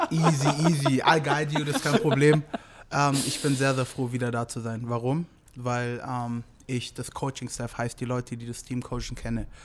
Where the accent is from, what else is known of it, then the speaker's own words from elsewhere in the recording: Germany; Ich komme ursprünglich aus Nigeria natürlich, aber ich bin hier aufgewachsen, deswegen ist Deutschland so.